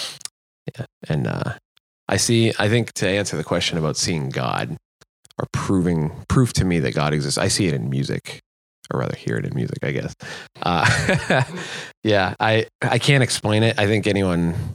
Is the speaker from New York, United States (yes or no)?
no; Rockland, Massachusetts, United States; I'm from Eastern Mass, from a town called Rockland